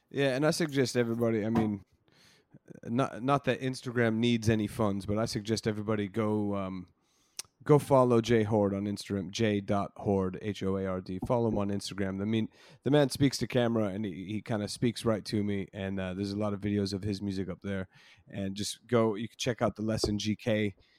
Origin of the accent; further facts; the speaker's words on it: United States; moved away as an adult; now in London, United Kingdom; I'm born and raised in the States